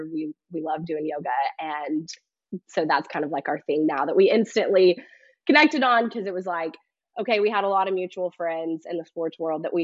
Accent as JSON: {"language": "English", "region": "East Tennessee", "country": "United States", "tie": "born or raised there", "also_born_or_lived": "Nashville, Tennessee / New Orleans", "moved": "as an adult", "said": "I was born and raised in East Tennessee"}